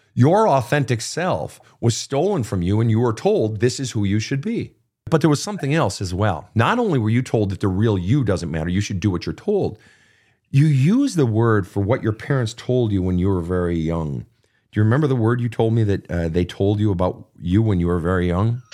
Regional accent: Minnesota, United States; the great state of Minnesota, my home state

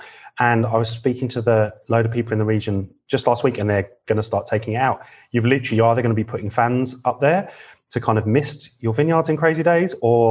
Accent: McLaren Vale, South Australia, Australia; I come from McLaren Vale

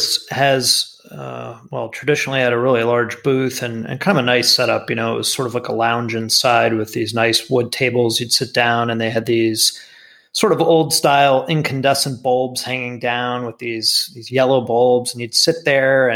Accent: South Florida, United States; moved away as an adult; I grew up in South Florida

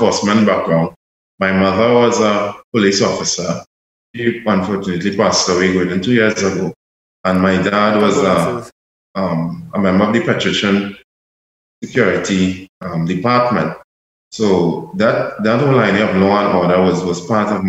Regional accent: Trinidad & Tobago; myself, as a Trinidadian national

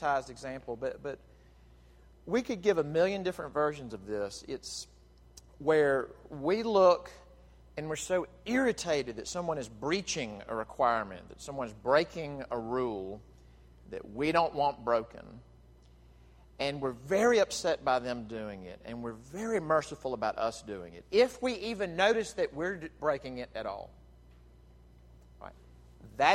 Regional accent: Jackson, Mississippi, United States; moved away; I was back in my hometown of Jackson, Mississippi this past week. I grew up at First Presbyterian Church in Jackson

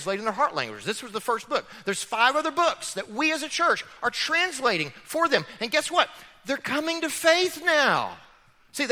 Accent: United States; as American Christians

